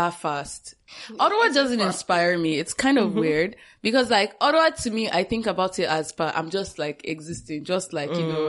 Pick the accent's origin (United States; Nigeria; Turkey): Nigeria; moved away as an adult; also born or lived in Togo; now in Canada; Because right now all of us here are in Canada, right? Mm-hmm. And we basically grew up most of our lives, I guess, in Nigeria.